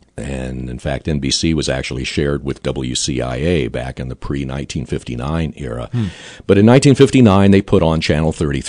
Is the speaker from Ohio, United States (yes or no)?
no; Taylorville, Illinois, United States; my hometown of Taylorville